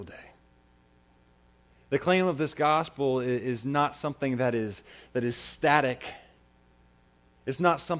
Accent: United States; I'm an American

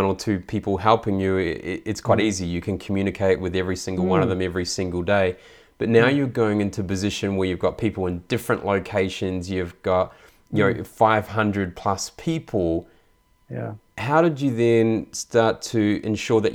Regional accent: New Zealand; moved away; I grew up in New Zealand and lived in a couple of different countries now

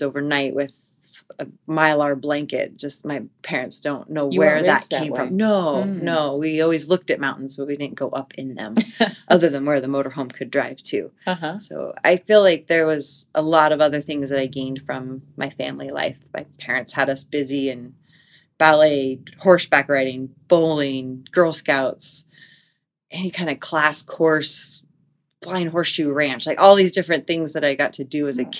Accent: Bow, Washington, United States; also born or lived in Pasadena, California / Boulder, Colorado / Bend, Oregon; So I grew up in Bow, Washington. I was actually born in Pasadena

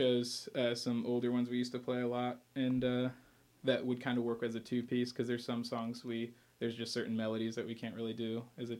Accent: Lafayette, Indiana, United States; I'm from Layfette.

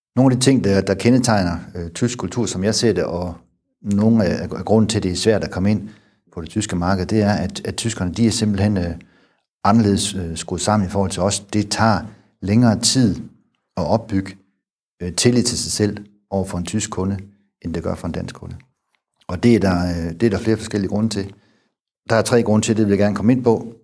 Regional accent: Denmark; moved away; also born or lived in Germany

